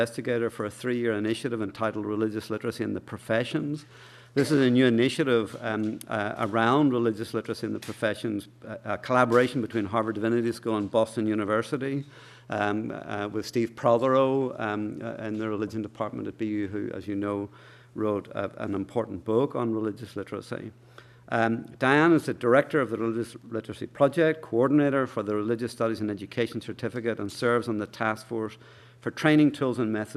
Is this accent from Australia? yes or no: no; Ireland; as we Irish say